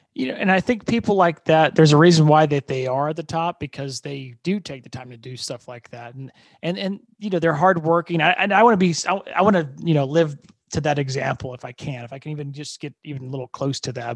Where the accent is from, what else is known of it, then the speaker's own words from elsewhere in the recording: Fort Wayne, Indiana, United States; moved away as an adult; now in Austin, United States; my hometown is uh, Fort Wayne, Indiana, and uh, growing up there